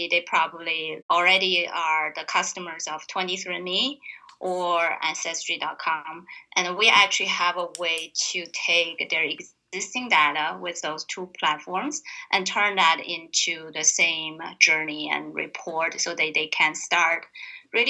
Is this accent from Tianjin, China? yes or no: yes; Tianjin, China; moved away; I grew up in a northern China harbor town called Tianjin.